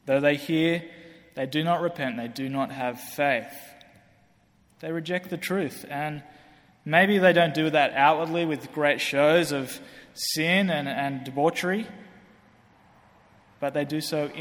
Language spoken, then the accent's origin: English; Australia; moved away; I come from Australia, obviously you can hear that. You might think I'm British, but I come from Australia.